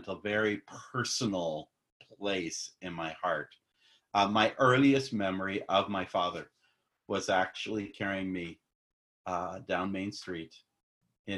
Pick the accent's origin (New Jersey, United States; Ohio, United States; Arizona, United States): Arizona, United States; Phoenix; now in Florida, United States; I grew up in Phoenix.